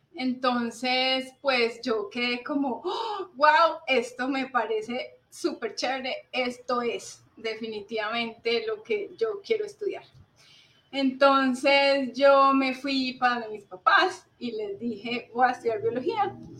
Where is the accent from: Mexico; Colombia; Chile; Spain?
Colombia; Cali, Valle del Cauca; also born or lived in Manizales; en Cali fue pues como toda mi, mi infancia, el colegio, la universidad, eh, aquí eh, siempre estuvimos